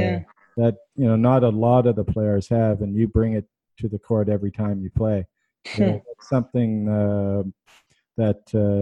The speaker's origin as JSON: {"language": "English", "country": "Canada", "said": "I'm Canadian"}